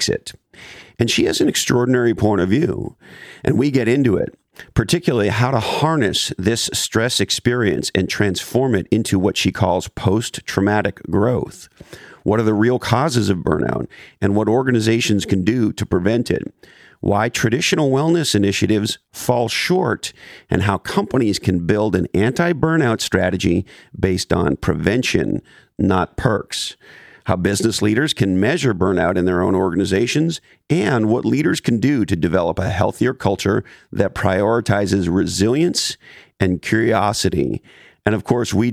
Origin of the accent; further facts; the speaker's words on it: Montreal, Quebec, Canada; moved away; also born or lived in Toronto; I was born and raised in Montreal, and I lived in Toronto for years